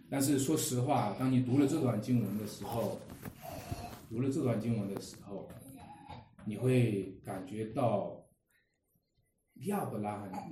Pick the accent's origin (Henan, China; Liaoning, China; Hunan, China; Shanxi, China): Shanxi, China; Wenshui; 在我们家乡话，在我们这个，呃，文水这边有一个话